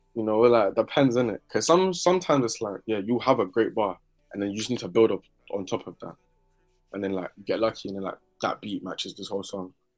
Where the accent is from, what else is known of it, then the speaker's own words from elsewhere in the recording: London, United Kingdom; also born or lived in Barking; I was born in South, yeah, then we got moved around South a lot